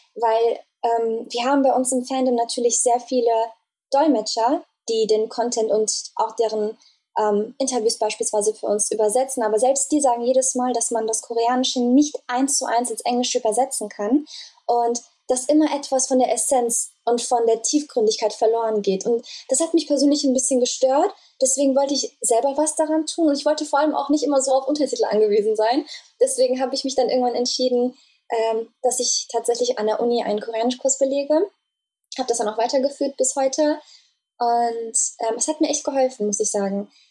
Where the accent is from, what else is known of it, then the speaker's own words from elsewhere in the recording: Germany; ich komme aus Deutschland